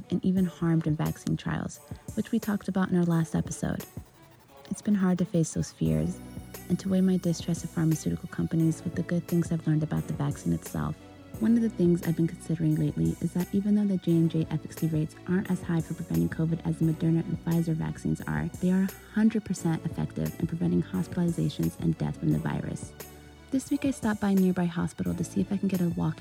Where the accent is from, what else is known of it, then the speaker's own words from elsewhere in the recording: Tucson, Arizona, United States; now in Los Angeles, United States; Both my parents are from Eritrea, Africa, and I was born and raised in Tucson